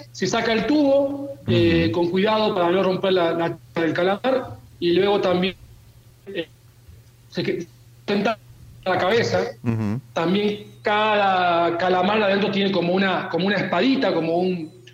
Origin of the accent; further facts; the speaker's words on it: Mar del Plata, Buenos Aires Province, Argentina; mi ciudad natal, a Mar del Plata